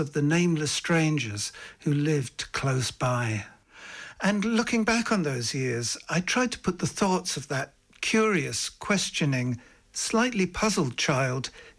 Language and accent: English; London, United Kingdom; accent: English accent; now in Ireland; I was born in 1950 in London, but I spoke with an Irish accent until I started school because until then, pretty much all the voices I heard were Irish.